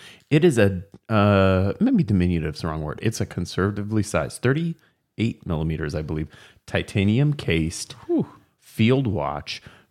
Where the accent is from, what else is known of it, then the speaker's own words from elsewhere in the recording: Canada; I'm sorry. That's me being Canadian.